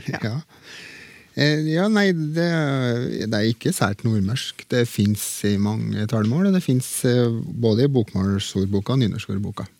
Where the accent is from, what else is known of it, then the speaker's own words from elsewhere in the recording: Trøndelag, Norway; accent: Trøndersk; det har jeg i bruk i trønderske talemål